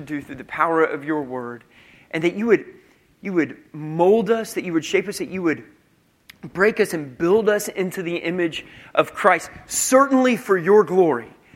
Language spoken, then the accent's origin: English; United States; we're American